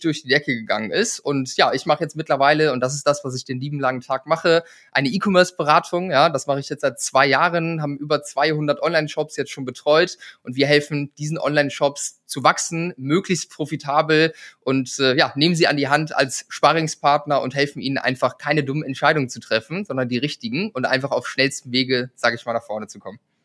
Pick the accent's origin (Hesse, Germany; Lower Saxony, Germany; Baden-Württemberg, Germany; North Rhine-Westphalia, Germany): Lower Saxony, Germany; a village between Bremen and Hamburg; ich komme vom Dorf, ja, ich bin auf dem Bauernhof groß geworden, irgendwo in der Pampa in einem 400 Seelendorf zwischen Bremen und Hamburg auf dem flachen Land.